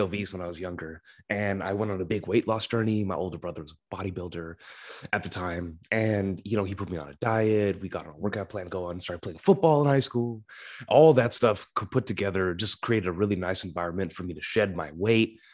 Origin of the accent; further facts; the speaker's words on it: Sacramento, California, United States; I was born and still reside in Sacramento, California, U S A.